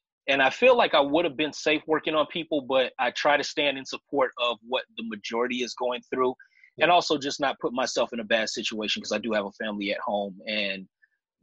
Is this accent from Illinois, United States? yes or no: yes; Chicago, Illinois, United States; now in Vancouver, Washington, United States; I'm originally from Chicago, been out here in the Northwest for about half my life at this point, a little over half my life, actually